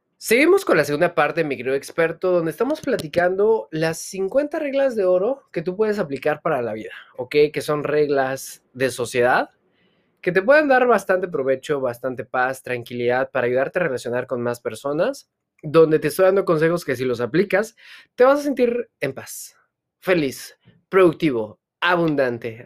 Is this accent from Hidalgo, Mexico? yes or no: yes; Hidalgo, Mexico; yo vengo de una comunidad en el estado de Hidalgo donde hablan otomí